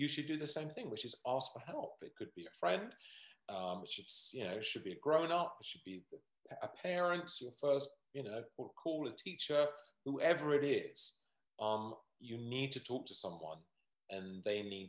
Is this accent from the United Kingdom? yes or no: yes; United Kingdom; we're British